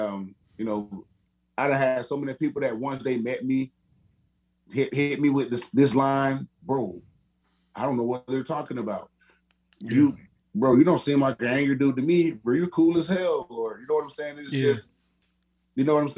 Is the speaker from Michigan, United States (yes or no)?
no; Perry, Florida, United States; also born or lived in Madison, Florida; now in Arizona, United States; Born and raised in Perry, Florida. Well, born in Madison, but I only lived there. I only stayed there for like a week after I was born, and I lived born and raised in Perry, Florida.